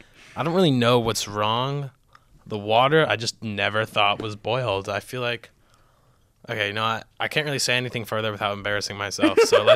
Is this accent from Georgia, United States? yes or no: no; Boca Raton, Florida, United States; Boca Raton, Florida.